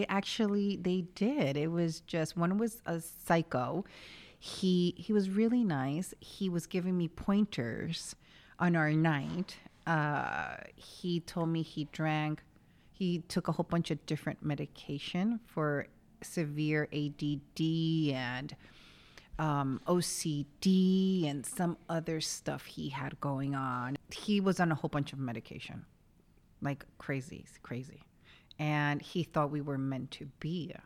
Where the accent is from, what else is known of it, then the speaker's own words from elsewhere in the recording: New York, United States; moved away as an adult; also born or lived in Chile; now in Los Angeles, United States; I was born and raised in New York.